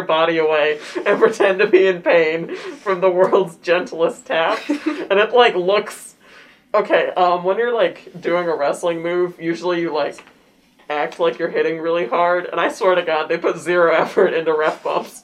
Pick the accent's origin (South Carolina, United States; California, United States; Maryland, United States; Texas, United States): California, United States; Bay Area; also born or lived in Michigan; technically Michigan, but in reality the Bay Area